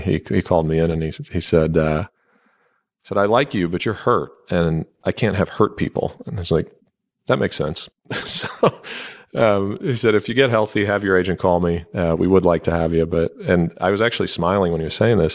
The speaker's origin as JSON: {"language": "English", "region": "Northeast Ohio", "country": "United States", "tie": "born or raised there", "said": "I grew up in Northeast Ohio, which is, you know, the place I feel most comfortable in the world"}